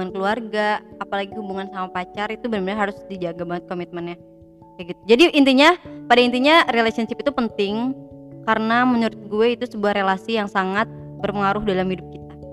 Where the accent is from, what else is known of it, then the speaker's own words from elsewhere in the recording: West Java, Indonesia; pertama banget sih pasti emak sama bapak gue kan nyokap emak sama bokap gue ya emak bapak kan karena kita orang Sunda ya